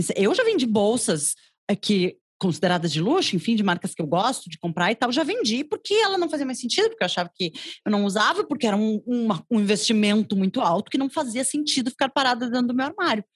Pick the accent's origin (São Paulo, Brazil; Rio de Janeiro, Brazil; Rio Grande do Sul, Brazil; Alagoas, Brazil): Rio Grande do Sul, Brazil; Porto Alegre; also born or lived in Cruz Alta, Brazil; sou gaúcha de Cruz Alta, aqui ah. no interior do Rio Grande do Sul